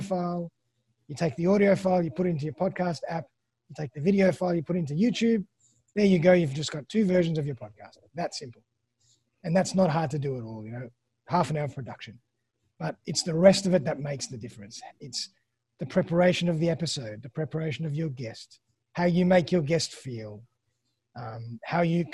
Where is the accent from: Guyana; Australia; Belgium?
Australia; accent: Australian; also born or lived in Sydney, Australia; my lovely Australian accent